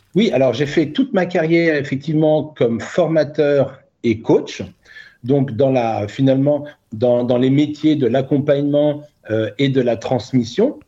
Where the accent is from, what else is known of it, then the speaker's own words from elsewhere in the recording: Burgundy, Bourgogne-Franche-Comté, France; moved away as an adult; also born or lived in Côte d'Azur; now in Cannes, France; je suis né en Bourgogne